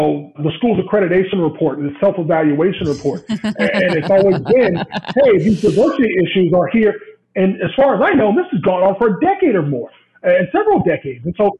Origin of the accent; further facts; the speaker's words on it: Southern US, United States; And I walk along these halls and I speak to everyone because I'm from the South. I speak to everybody.